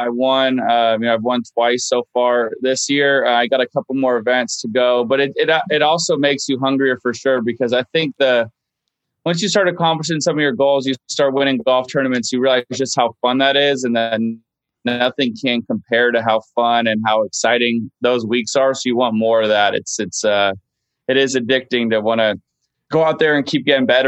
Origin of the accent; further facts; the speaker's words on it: Los Angeles, California, United States; I grew up going to Riviera